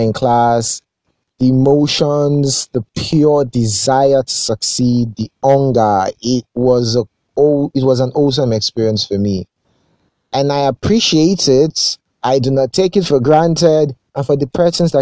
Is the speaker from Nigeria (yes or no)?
yes; Akure, Ondo, Nigeria; moved away as an adult; also born or lived in Lagos; I grew up in Akure